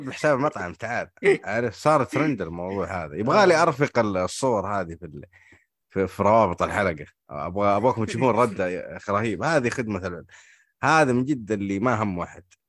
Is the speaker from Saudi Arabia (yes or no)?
yes; Hejaz, Saudi Arabia; عندنا في الحجاز